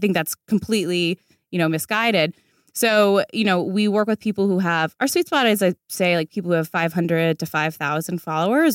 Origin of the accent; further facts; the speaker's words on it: D.C., Virginia, United States; moved away as an adult; also born or lived in New York; now in Los Angeles, United States; I'm from Virginia, outside Washington, D C. My whole family's still there